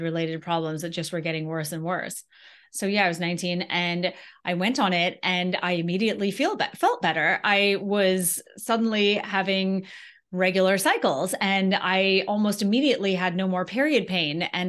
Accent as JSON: {"language": "English", "country": "Antigua & Barbuda", "moved": "as an adult", "lives_now": "United States", "said": "I'm from Antigua in the Caribbean originally. And so then I left and came to college."}